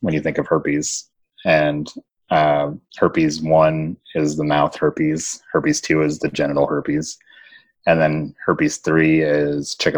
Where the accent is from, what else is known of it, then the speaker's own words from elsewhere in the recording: Kentucky, United States; I grew up in Kentucky